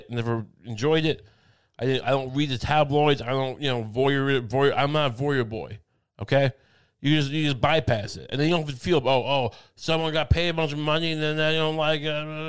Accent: Suffolk County, Long Island, New York, United States; I'm from Suffolk County

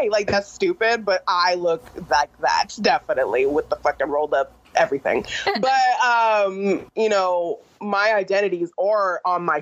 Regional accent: California, United States; because I grew up in California

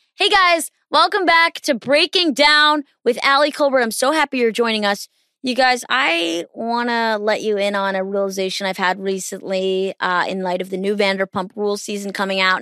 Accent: East Coast, United States; I'm from the East Coast

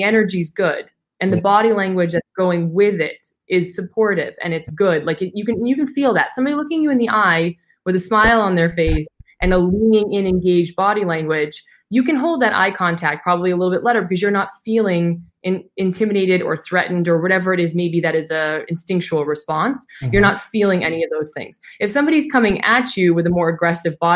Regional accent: United States; now in Dubai, United Arab Emirates; as an American

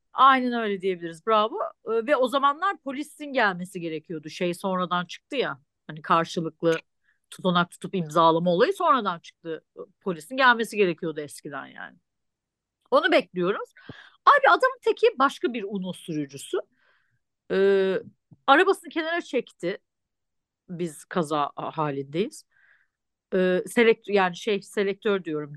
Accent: Turkey; moved away; ben Türk'üm

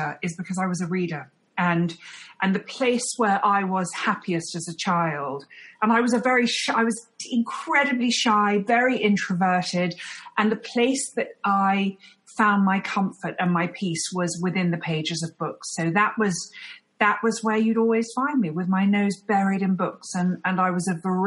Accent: London, United Kingdom; moved away; I'm a Londoner, born and bred

